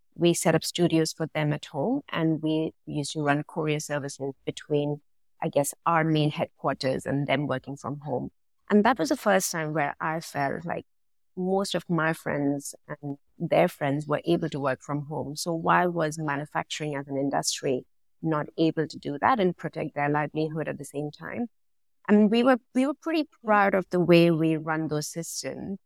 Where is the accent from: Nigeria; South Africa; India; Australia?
India; now in London, United Kingdom; Originally, I'm from India, so I've been born and brought up around manufacturing from where I am from